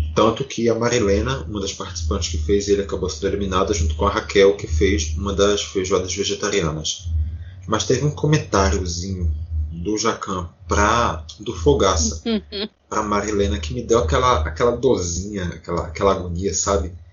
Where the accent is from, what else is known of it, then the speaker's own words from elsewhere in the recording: Recife, Pernambuco, Brazil; eu sou nascido no Nordeste, nasci aqui no Recife. Eu vivi a minha vida inteira morando aqui na região metropolitana